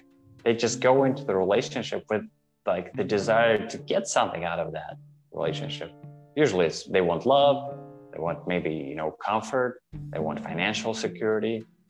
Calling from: Toronto, Ontario, Canada; I'm hailing from Toronto, Ontario, Canada.

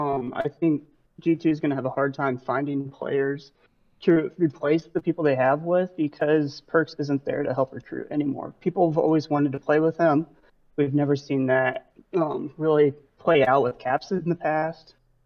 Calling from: Indianapolis, Indiana, United States

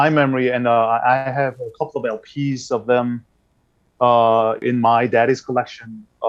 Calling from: Gyeonggi Province, South Korea; I'm calling from Gyeonggi province. near North Korea.

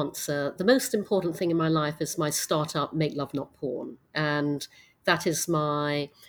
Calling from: New York, United States; My pronouns are she, her, and I'm calling from Manhattan in New York.

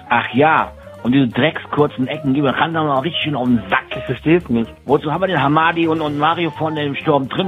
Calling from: Birmingham, West Midlands, United Kingdom; aus der herbstlichen Großstadt äh, Birmingham in England.

